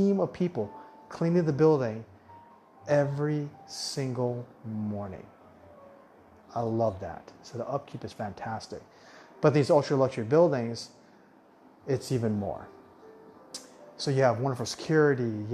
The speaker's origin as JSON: {"language": "English", "region": "Arizona", "country": "United States", "tie": "born or raised there", "also_born_or_lived": "Orange County, California / Las Vegas, Nevada / Latin America", "moved": "as an adult", "lives_now": "Thailand", "said": "I grew up in Arizona, in Tucson, and Phoenix"}